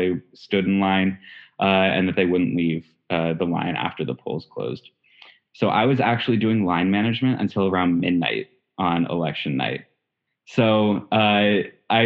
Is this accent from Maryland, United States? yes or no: yes; Chevy Chase, Maryland, United States; I am from Chevy Chase, Maryland.